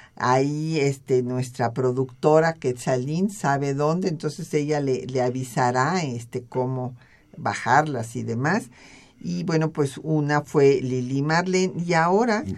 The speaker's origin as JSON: {"language": "Spanish", "country": "Mexico"}